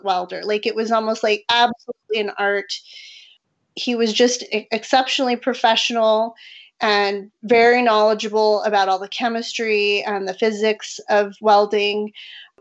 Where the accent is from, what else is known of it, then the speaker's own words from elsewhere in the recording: San Diego, California, United States; moved away as an adult; also born or lived in Albuquerque, New Mexico; now in Rio Rancho, United States; originally from San Diego, and I moved to New Mexico in 2003 to go to graduate school at the University of New Mexico